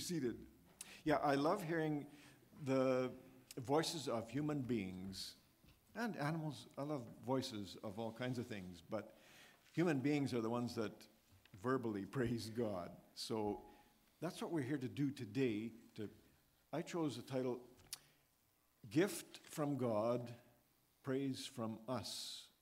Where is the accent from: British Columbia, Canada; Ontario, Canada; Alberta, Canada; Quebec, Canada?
Alberta, Canada; Edmonton; growing up in the Edmonton, Alberta area